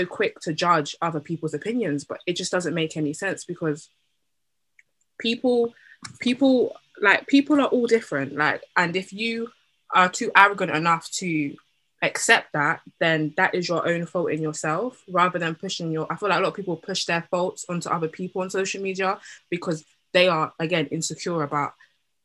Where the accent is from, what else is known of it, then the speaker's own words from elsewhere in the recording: Jamaica; me being Jamaican